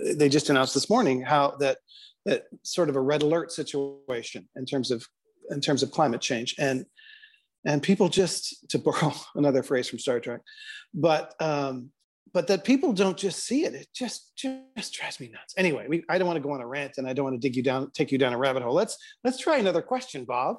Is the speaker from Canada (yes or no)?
yes; Canada; as a Canadian where I don't really have a horse in this race politically